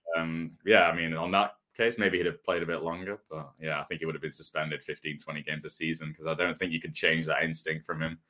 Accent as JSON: {"language": "English", "town": "Manchester", "region": "North West England", "country": "United Kingdom", "tie": "born or raised there", "said": "growing up in Manchester, we have, we had a hockey, hockey arena"}